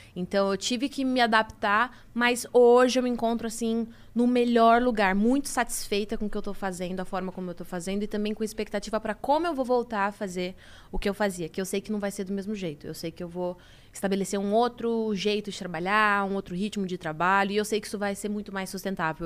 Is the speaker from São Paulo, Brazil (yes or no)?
yes; Itapecerica da Serra, São Paulo, Brazil; Eu sou de Tapicerica da Serra, Grande São Paulo